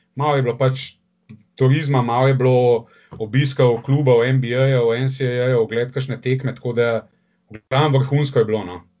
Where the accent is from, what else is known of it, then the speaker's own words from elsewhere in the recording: Ljubljana, Slovenia; sem iz Ljubljana